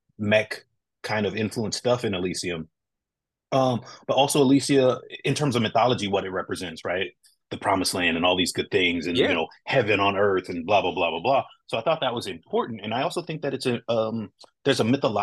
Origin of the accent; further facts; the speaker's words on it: West Coast, United States; I'm a very West Coast guy